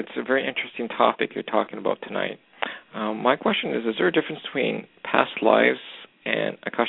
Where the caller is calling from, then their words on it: Canada; I'm calling from Canada.